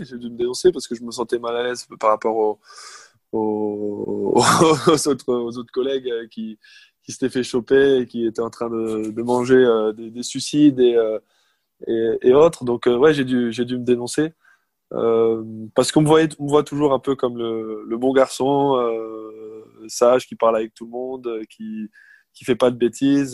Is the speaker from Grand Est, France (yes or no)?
yes; Alsace, Grand Est, France; moi je suis d'Alsace